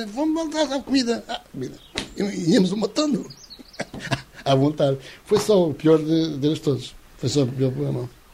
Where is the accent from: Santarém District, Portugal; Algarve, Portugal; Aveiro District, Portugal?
Santarém District, Portugal; Santarém; Nós somos de Santarém